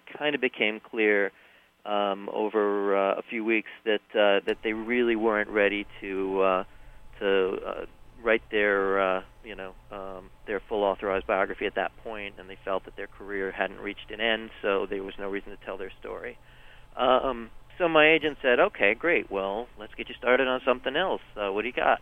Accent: New York, United States; I'm from New York

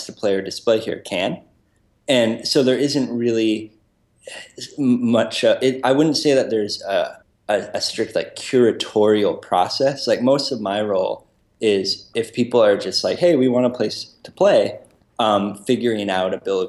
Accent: Brookline, Massachusetts, United States; moved away as an adult; also born or lived in Worcester, Massachusetts; now in Rhode Island, United States; I grew up in Brookline, Massachusetts, so, you know, right next to Boston

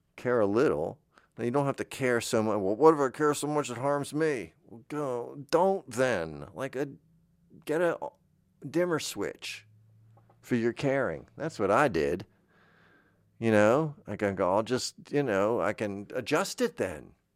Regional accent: Florida, United States; I grew up in Florida

